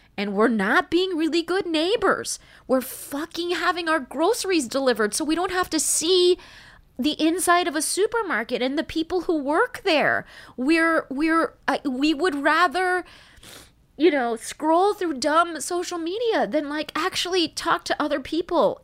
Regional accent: United States; I'm Iranian American

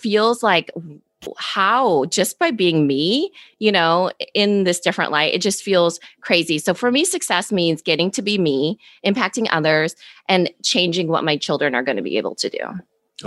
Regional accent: Iowa, United States; accent: valley girl; I'm from Iowa

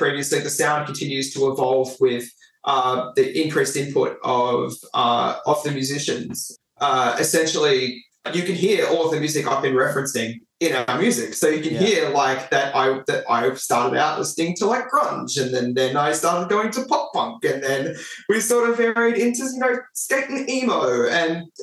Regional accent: Frankston, Victoria, Australia; I'm from Frankston

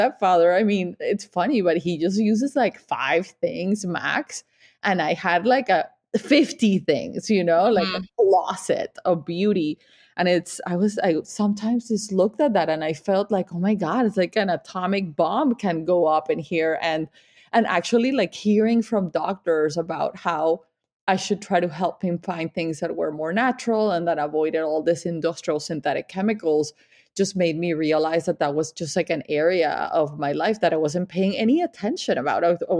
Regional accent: Colombia; also born or lived in Miami; now in Vermont, United States; I am from Colombia. I am Latin.

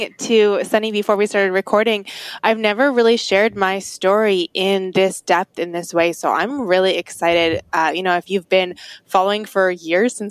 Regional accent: Atlanta suburb, the South, Georgia, United States; I grew up in the South outside of Atlanta, in an Atlanta suburb

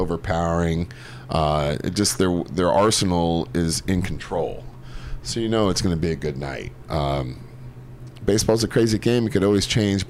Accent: Chula Vista, California, United States; growing up in San Diego, the weather was perfect every day.

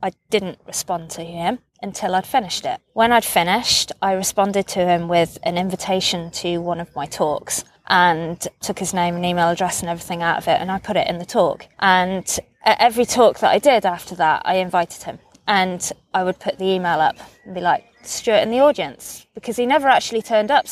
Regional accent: United Kingdom; I grew up on the Offa's Dyke Path

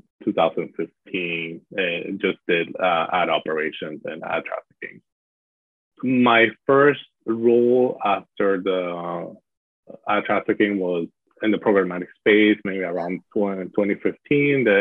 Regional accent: Miami, Florida, United States; also born or lived in Panama; I was born in Panama, so I'm from the U.S., but I have spent most of my life living in Miami, Florida

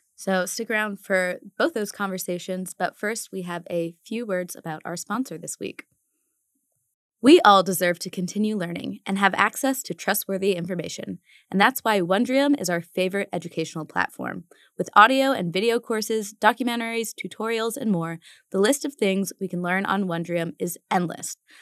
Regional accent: Arlington, Virginia, United States; moved away; I'm from Arlington

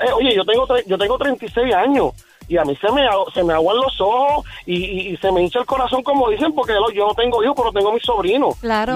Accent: Caguas, Puerto Rico; also born or lived in Bronx, New York; yo soy de Puerto Rico, soy de Caguas

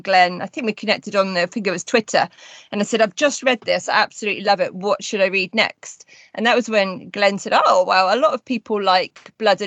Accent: Somerset, South West England, United Kingdom; the area that I grew up in Somerset

